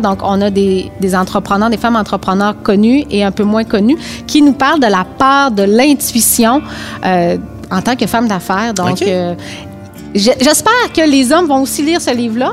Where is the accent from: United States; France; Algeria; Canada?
Canada; Rimouski, Quebec; je viens de Rimouski, tout le monde sait que je suis très chauvine, j'adore ma ville